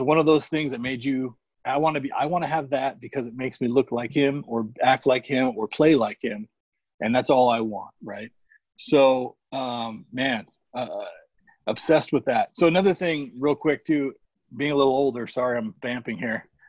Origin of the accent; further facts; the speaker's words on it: Phoenix, Arizona, United States; I grew up in the Phoenix area